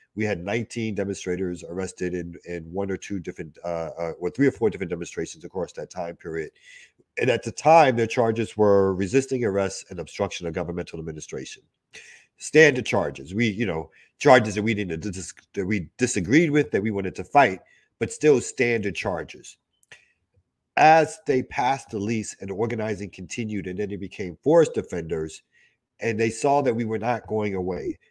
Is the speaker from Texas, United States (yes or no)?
no; New York City, New York, United States; I grew up in Albany Projects in Brooklyn